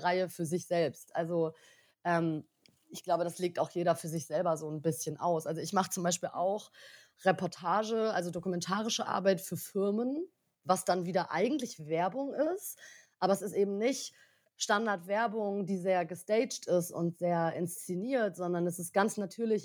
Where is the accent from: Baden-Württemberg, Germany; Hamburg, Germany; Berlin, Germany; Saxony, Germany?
Berlin, Germany; ich bin äh, 30, komme aus Berlin